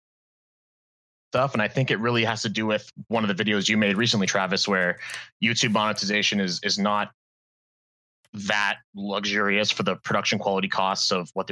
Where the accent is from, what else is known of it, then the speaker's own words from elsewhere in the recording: a city about 2 hours west of Toronto, Ontario, Canada; I'm from a city about 2 hours west of Toronto, Ontario.